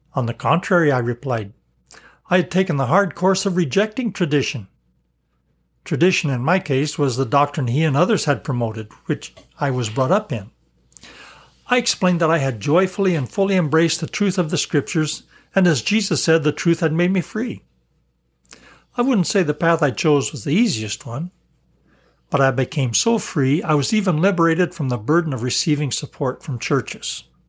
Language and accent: English; Colorado, United States; I was an outsider from Colorado with family ties in Arkansas.